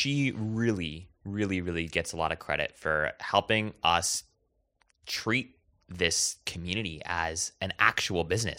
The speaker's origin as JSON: {"language": "English", "region": "Hawaii", "country": "United States", "tie": "born or raised there", "said": "It's because, so I grew up in Hawaii. And in the way that I speak today is very different than the way that I spoke then, right? Like, my parents were born and raised there as well."}